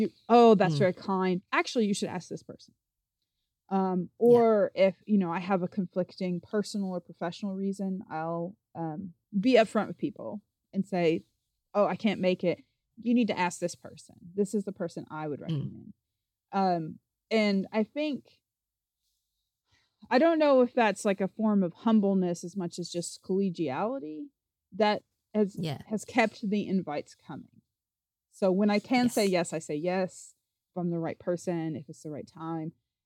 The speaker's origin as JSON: {"language": "English", "region": "Appalachia", "country": "United States", "tie": "born or raised there", "said": "I am from the Appalachian Mountains. I'm not from a place where people have like cotillions or anything like"}